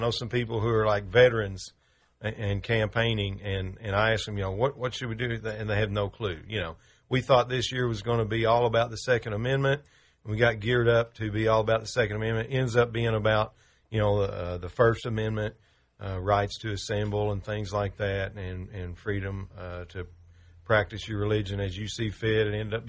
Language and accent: English; United States; Well, I'm an American.